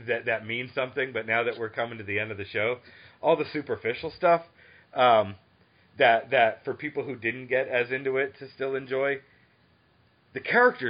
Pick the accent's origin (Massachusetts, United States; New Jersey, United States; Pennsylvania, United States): Massachusetts, United States; Boston; now in Atlanta, United States; I grew up in Boston. I'm in Atlanta now.